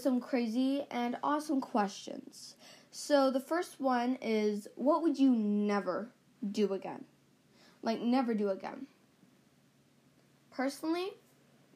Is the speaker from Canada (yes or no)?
yes; Canada; we're both from Canada, and we're proud to be Canadian